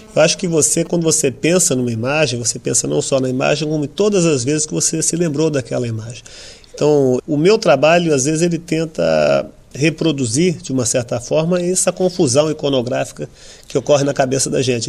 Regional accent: São Paulo, Brazil; eu venho de uma família muito humilde do Brasil, no, em São Paulo

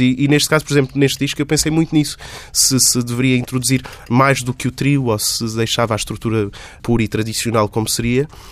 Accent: Montemor-o-Novo, Alentejo, Portugal; moved away; sou montemorense, sou de Montemoro Novo

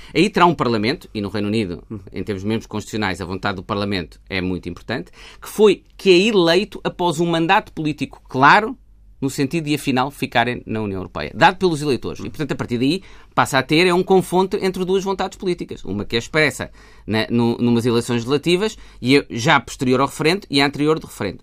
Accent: Portugal; enquanto portugueses

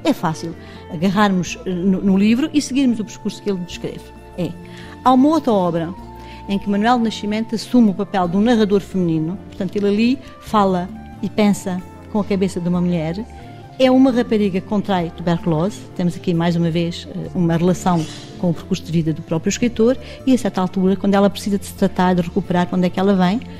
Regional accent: Monchique, Algarve, Portugal; Só não nasci aqui, a minha, a minha, toda a minha família é de Monchique, eu vivo aqui desde pequenina

